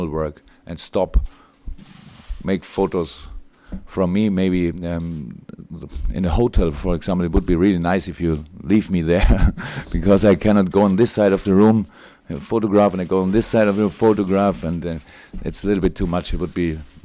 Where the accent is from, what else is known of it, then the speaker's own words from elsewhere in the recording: Black Forest, Baden-Württemberg, Germany; English is a second language; moved away as an adult; also born or lived in Mainz / Dortmund; now in Liverpool, United Kingdom; I came from Black Forest.